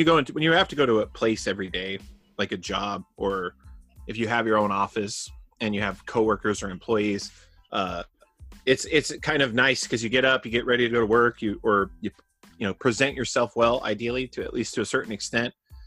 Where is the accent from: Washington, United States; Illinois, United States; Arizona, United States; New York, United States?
Arizona, United States; moved away; I'm from Arizona